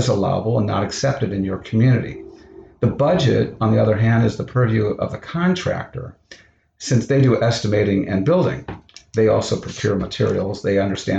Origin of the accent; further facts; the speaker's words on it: Orlando, Florida, United States; moved away; also born or lived in Kent State University, Ohio; I grew up in part of my childhood in Florida, where they were developing new homes